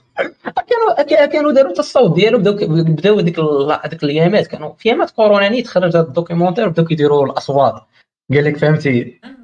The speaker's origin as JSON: {"language": "Arabic", "country": "Morocco", "said": "قلت ليه المغرب"}